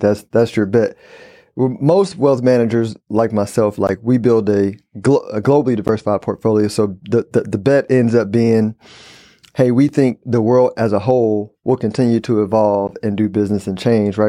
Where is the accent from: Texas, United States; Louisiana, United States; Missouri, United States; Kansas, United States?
Texas, United States; Houston; also born or lived in San Antonio, Texas / Dallas, Texas; born and raised in Houston, Texas, uh, lived in San Antonio and Dallas